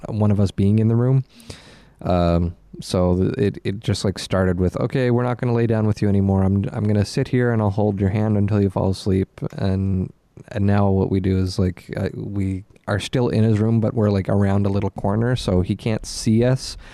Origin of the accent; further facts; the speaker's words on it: Nova Scotia, Canada; growing up in Nova Scotia